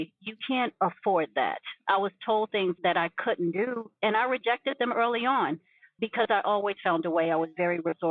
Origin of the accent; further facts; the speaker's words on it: New York City, New York, United States; originally from Brooklyn, New York. And that's a part of my story